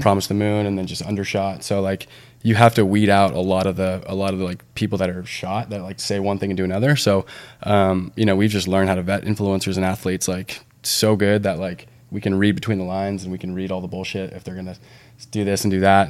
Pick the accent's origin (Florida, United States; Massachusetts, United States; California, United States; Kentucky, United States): California, United States; Santa Barbara; also born or lived in San Diego; that's my hometown